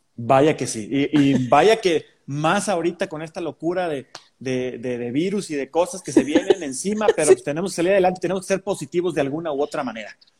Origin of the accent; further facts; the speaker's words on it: Mexico; los mexicanos tenemos un acento un poquito más neutro